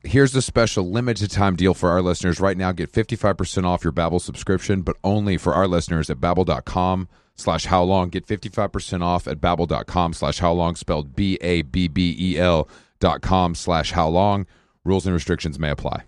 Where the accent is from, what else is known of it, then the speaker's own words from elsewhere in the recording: Atlanta, Georgia, United States; I am from Atlanta